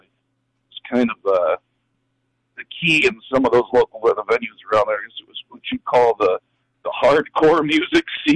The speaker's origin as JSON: {"language": "English", "town": "Northfield", "region": "Minnesota", "country": "United States", "tie": "born or raised there", "moved": "as an adult", "said": "born and raised. Born in the old Northfield Hospital over there"}